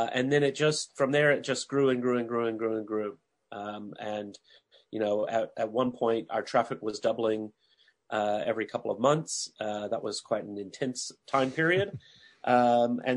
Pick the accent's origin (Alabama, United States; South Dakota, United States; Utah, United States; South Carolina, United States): Alabama, United States; Huntsville; my hometown, Huntsville, Alabama